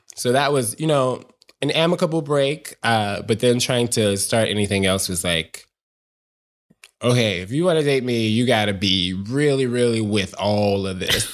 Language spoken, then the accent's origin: English; Chicago, Illinois, United States; I grew up, born and raised south side of Chicago